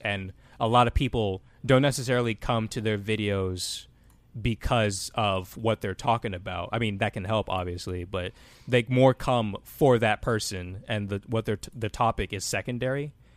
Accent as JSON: {"language": "English", "town": "Austin", "region": "Texas", "country": "United States", "tie": "born or raised there", "also_born_or_lived": "Atlanta, Georgia / Cleveland, Ohio", "said": "Austin, Texas is where, I guess, I was raised the most 'cause that's where I lived most of my life there."}